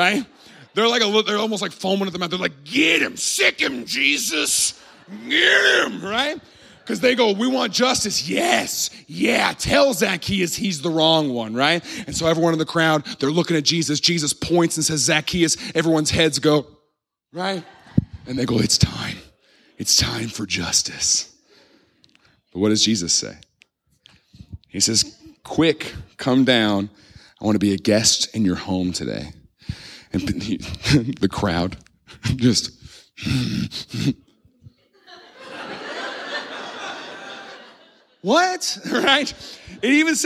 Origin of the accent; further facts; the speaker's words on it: Midwest, United States; I grew up in the Midwest